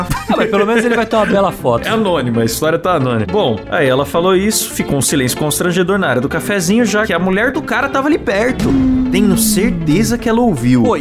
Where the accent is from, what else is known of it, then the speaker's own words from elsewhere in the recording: São Paulo, Brazil; sou de São Paulo e trabalho como desenvolvedor de sistemas